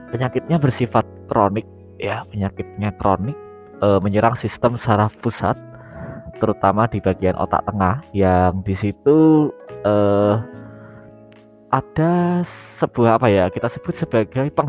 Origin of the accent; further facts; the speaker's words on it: Yogyakarta, Special Region of Yogyakarta, Indonesia; aku asli Jogja tinggal di Jogja